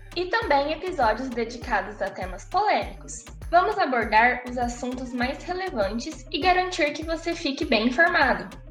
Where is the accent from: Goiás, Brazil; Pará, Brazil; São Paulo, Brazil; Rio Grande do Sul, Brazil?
São Paulo, Brazil; interior of; nascida e criada no interior de São Paulo